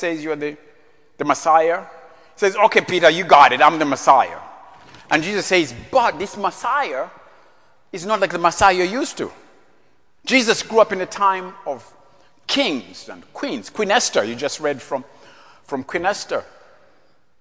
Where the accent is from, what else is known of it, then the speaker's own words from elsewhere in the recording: Central Region, Uganda; moved away; growing up in East Africa, our king, King Mutesa II, King of Buganda.